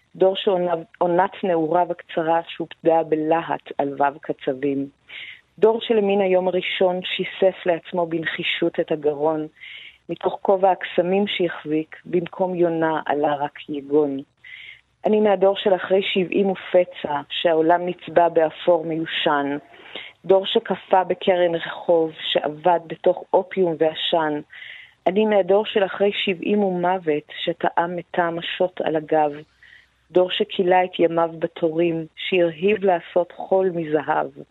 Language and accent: Hebrew; Iran; now in Israel; לא פחות כישראלית מאשר כאני האיראנית